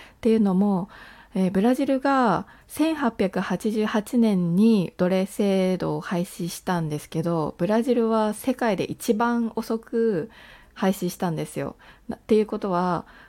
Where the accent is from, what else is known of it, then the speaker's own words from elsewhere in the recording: Japan; first language Japanese; 私は日本生まれ日本育ちで学校は全部日本の教育機関を出てあのー、母国語は日本語で育った